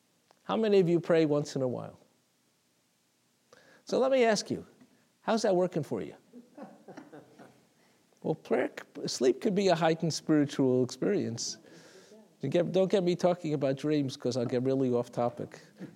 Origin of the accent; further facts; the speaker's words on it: New York City, New York, United States; I remember as a little boy in Talmud Torah, I grew up in Brooklyn.